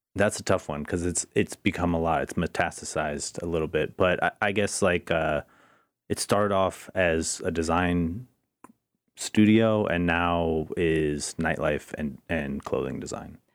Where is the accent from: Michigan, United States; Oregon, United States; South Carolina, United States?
Oregon, United States; Portland; I'm from Portland